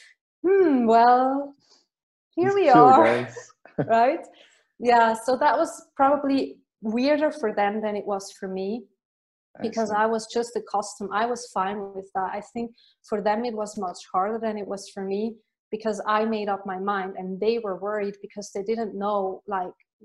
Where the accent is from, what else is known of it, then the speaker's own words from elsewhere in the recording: Switzerland; moved away as an adult; also born or lived in Ireland; I left Switzerland after 2 weeks. And then I moved to Ireland, and I didn't return. Mm-hmm. Since then I basically left, and I still love my home country